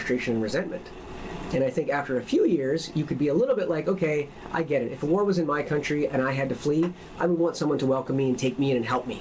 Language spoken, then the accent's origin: English; Newfoundland and Labrador, Canada; I'm more Newfoundlander than anything else. I grew up there, I was born there